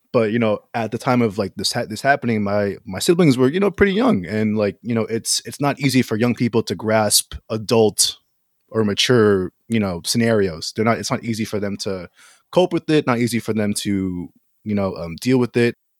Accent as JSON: {"language": "English", "country": "Philippines", "said": "I'm Filipino."}